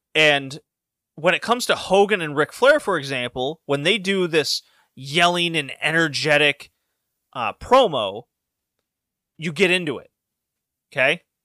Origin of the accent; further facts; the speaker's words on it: Houston, Texas, United States; I grew up in Houston.